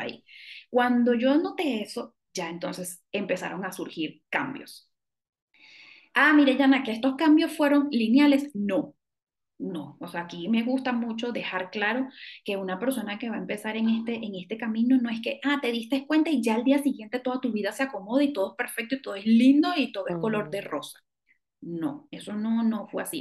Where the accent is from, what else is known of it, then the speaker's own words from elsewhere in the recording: Venezuela; moved away as an adult; now in Mexico; yo soy venezolana